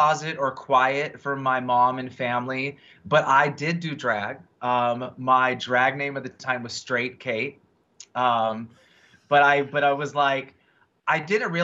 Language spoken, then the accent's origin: English; Riverside, California, United States; moved away as an adult; also born or lived in Orange County, California / London; I was born and raised in California, in Riverside, California, the Inland Empire.